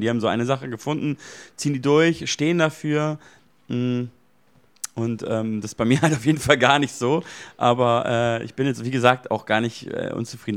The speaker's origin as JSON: {"language": "German", "town": "Munich", "region": "Bavaria", "country": "Germany", "tie": "born or raised there", "said": "in meiner Heimatstadt in München"}